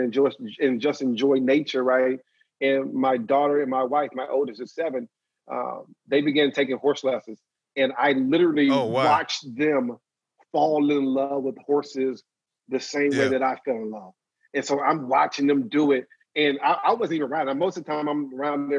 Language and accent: English; Maryland, United States; moved away; I went back to Maryland with my hometown